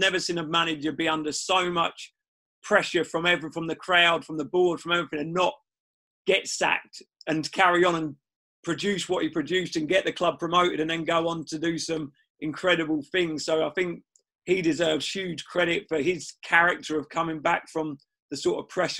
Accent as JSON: {"language": "English", "town": "Cambridge", "region": "East of England", "country": "United Kingdom", "said": "and I'm from Cambridge, so it gave me the opportunity to move back, which we were looking to move back to the area."}